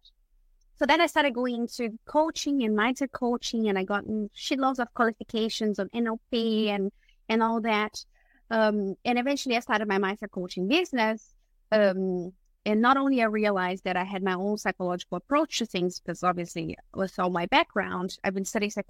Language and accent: English; Brazil; moved away as an adult; now in Australia; I was born and raised in Brazil, that's where I studied psychology. And when I moved to Australia